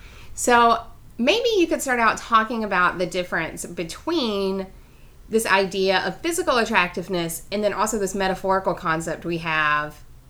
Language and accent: English; Southern United States, United States; I mean, I've lived all over the country, even though I'm from the South originally.